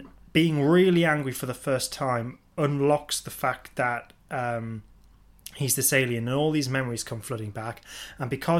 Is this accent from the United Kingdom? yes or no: yes; England, United Kingdom; being English